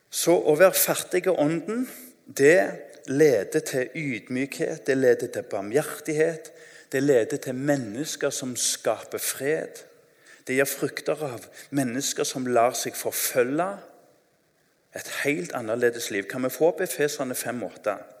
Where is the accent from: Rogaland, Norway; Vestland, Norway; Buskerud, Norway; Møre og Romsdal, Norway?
Rogaland, Norway; Tananger; Jeg husker når jeg var ungdom, det er ikke lenge siden, så eh, husker jeg Hjemme i Tananger